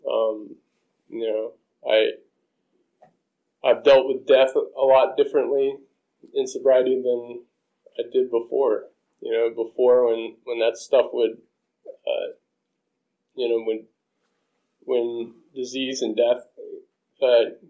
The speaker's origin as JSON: {"language": "English", "region": "South Carolina", "country": "United States", "tie": "born or raised there", "moved": "as an adult", "said": "I grew up in South Carolina. I thought I was born and stuck"}